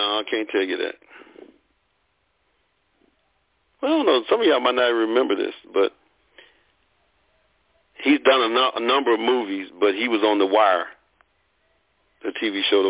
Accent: Birmingham, Alabama, United States; I told him I grew up in Birmingham

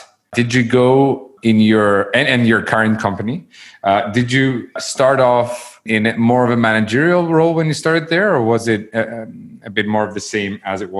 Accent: Saudi Arabia; You know, I grew up in Saudi Arabia

